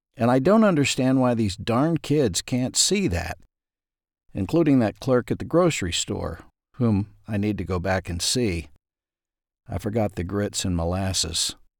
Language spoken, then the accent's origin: English; Ashdown, Arkansas, United States; When I was growing up in Ashdown, Arkansas